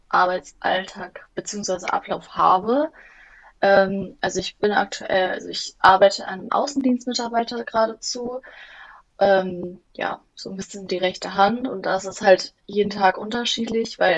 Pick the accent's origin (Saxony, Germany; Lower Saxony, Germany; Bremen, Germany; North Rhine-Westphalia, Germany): North Rhine-Westphalia, Germany; Bielefeld